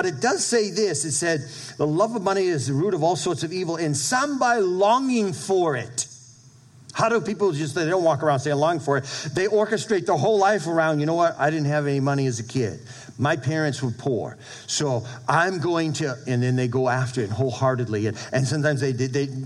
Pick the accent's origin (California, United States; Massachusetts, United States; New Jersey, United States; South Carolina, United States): Massachusetts, United States; Brockton; moved away; When my dad, he had apartment complexes in Brockton, Mass., where I grew up in New England